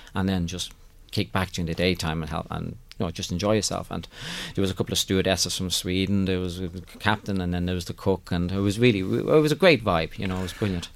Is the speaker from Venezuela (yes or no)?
no; Ireland; moved away; I'm from Ireland